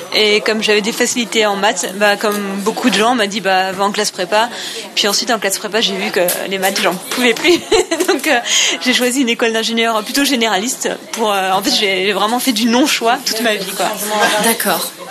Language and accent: French; Nice, Provence-Alpes-Côte d'Azur, France; j'ai 31 ans, je viens de Nice